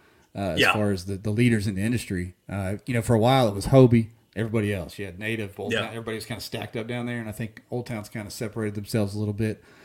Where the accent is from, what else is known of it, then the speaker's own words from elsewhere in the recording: Ohio, United States; also born or lived in Hot Springs, Arkansas; now in Northwest Arkansas, United States; I grew up on the river up in Ohio on the Stillwater River